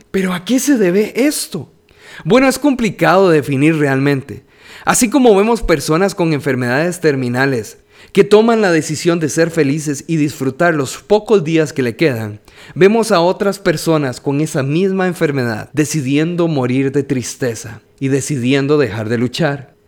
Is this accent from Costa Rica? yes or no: yes; San José, Costa Rica; soy de San José, Costa Rica